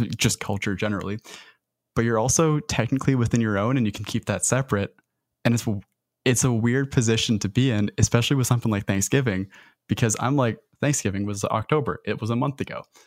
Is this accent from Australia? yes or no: no; Canada; as a Canadian